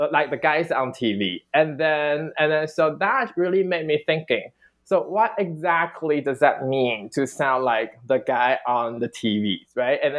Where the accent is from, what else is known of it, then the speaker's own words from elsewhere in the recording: Taiwan; moved away; also born or lived in Australia; for someone who grew up in Taiwan, I was never aware that I actually had an accent